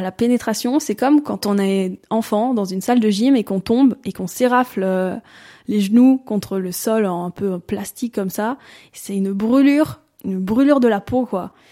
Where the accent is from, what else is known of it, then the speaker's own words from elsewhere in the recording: Valais, Switzerland; j'ai 26 euh, ans, je suis d'origine du Valais.